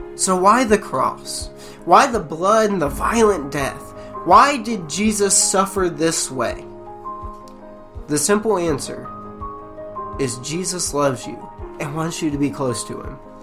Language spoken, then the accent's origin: English; United States; being an American citizen